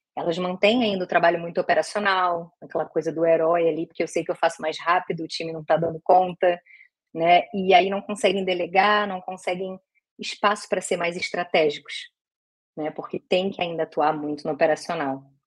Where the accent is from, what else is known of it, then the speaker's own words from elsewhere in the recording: Rio de Janeiro, Brazil; Sou carioca